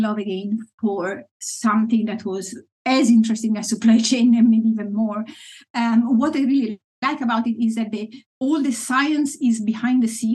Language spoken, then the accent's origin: English; Italy; moved away as an adult; now in Friesland, Netherlands; I grew up in Italy, mostly in big cities.